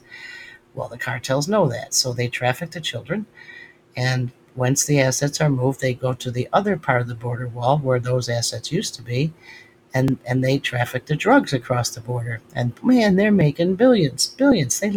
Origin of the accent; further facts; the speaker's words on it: Western New York, United States; moved away; I'm from Western New York